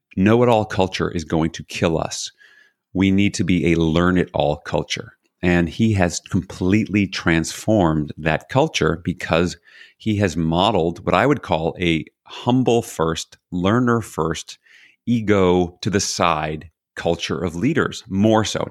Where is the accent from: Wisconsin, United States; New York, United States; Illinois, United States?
New York, United States; New York City; So I was born in New York City, not unique. Had a single mom, also not unique. Was raised by my mom and my grandmother